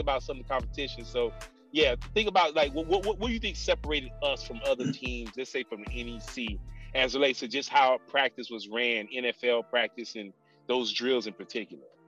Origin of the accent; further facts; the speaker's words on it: Miami, Florida, United States; moved away; I'm a Miami kid